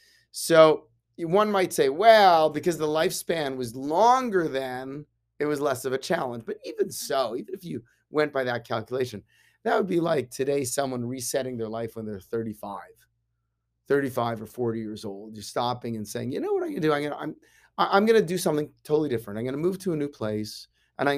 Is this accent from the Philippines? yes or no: no; Canada; I grew up in Canada. I like hockey. I like curling, right?